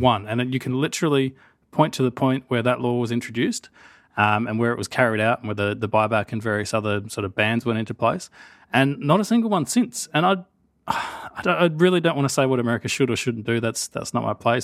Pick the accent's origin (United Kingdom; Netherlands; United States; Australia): Australia; I'm Australian